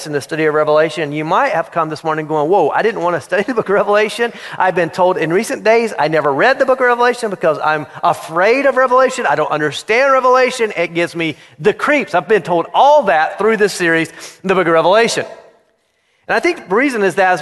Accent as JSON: {"language": "English", "region": "Florida", "country": "United States", "tie": "born or raised there", "said": "I grew up in Florida"}